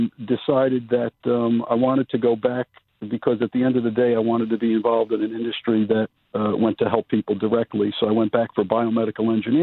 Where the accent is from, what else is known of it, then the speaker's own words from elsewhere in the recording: New Jersey, United States; I grew up in New Jersey.